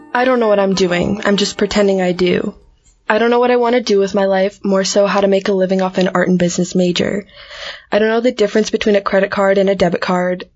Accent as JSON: {"language": "English", "country": "United States", "accent": "American", "said": "my American accent"}